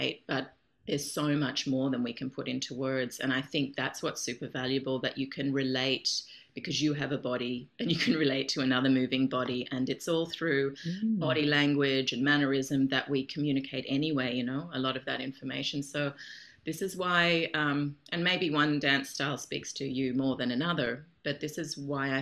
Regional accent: Australia; moved away as an adult; now in Europe; I'm Australian.

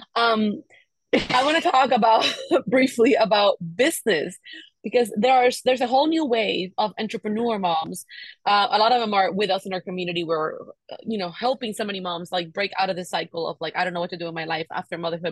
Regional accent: Cuba; moved away; I grew up in Cuba, and Cuba is like living back in the fifties

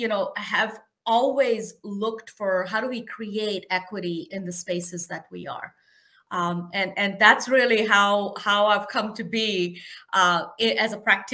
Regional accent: India; moved away as an adult; now in United States; I am an immigrant. I grew up in India

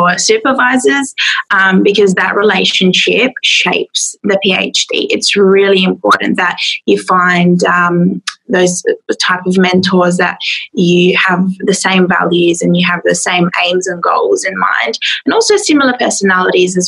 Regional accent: Adelaide, South Australia, Australia; I'm from Adelaide in South Australia

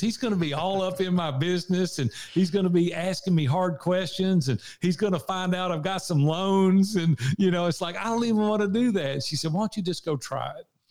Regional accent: Nashville, Tennessee, United States; accent: Southern; I'm from Nashville, Tennessee. I've been here sixty-one years now

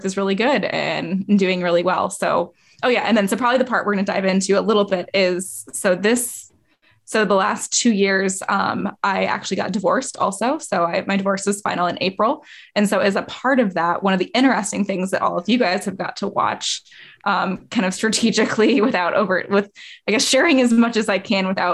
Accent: Indiana, United States; I'm from Indiana, I'm from like a small town

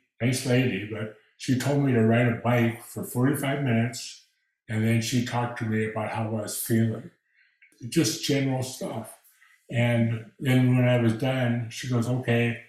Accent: Minnesota, United States; moved away as an adult; now in Texas, United States; I had to retire from my job because I'm from Minnesota, and walking with a cane or a walker in snow is not the easiest thing

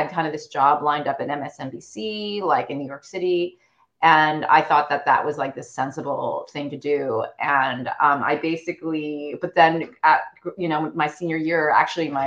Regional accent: China; moved away; I think growing up, I'm I'm a, a Chinese immigrant. Like my parents are first gen immigrants

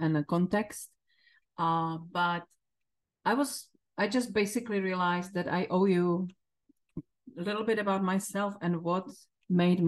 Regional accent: Czechia; English is a second language; moved away as an adult; now in United States; my home country

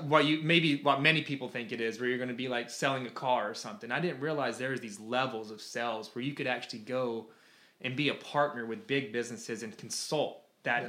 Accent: Toccoa, Georgia, United States; moved away as an adult; now in Florida, United States; I was actually born in a very small town in Toccoa, Georgia. Born and raised there

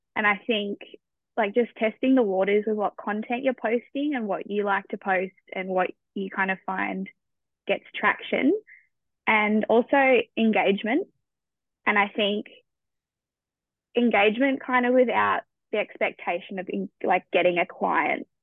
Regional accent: Australia; as an Australian

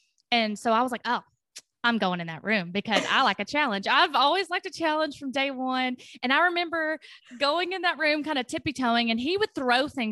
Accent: Tennessee, United States; our high school in Franklin County, because I'm from Tennessee, had a nursing course

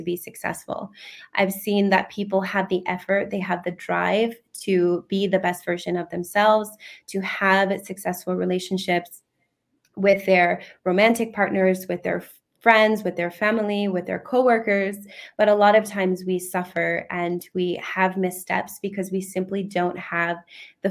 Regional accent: United States; now in United Kingdom; I'm originally from the United States

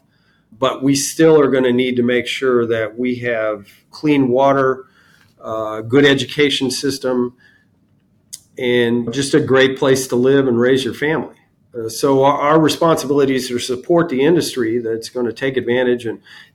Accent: Cocoa Beach, Florida, United States; also born or lived in Miami, Florida; grew up in Cocoa Beach throughout the whole space program

